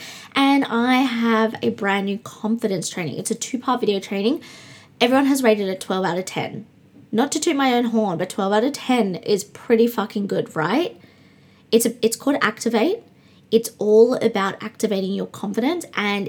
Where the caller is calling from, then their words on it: Brisbane, Queensland, Australia; also born or lived in Perth; I'm recording from Brisbane, the other side of Australia. If you're just joining me, I lived in Perth and I have now been in Brisbane nearly a month and a few days.